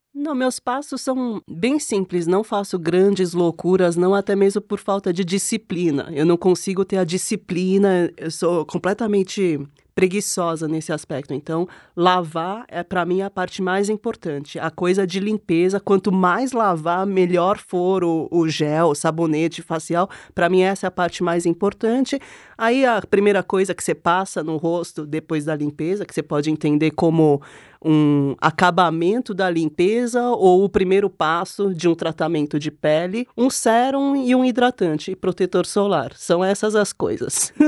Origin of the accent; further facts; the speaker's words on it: South Korea; now in Brazil; eu já nasci na Coreia nos anos 80 com a pálpebra monolid